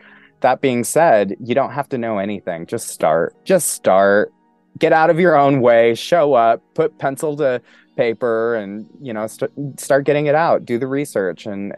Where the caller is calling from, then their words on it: Pennsylvania, United States; First off, I am coming from Pennsylvania, which is the land of the original people, the indigenous people of the land of the Lenape.